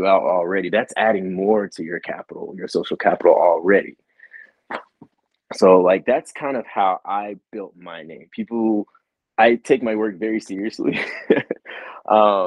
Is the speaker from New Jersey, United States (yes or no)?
no; West Texas, United States; I'm from West Texas and I'm from the Bible Belt